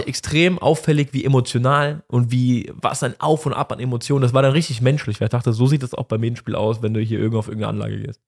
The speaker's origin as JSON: {"language": "German", "country": "Germany", "said": "wir als Deutsche"}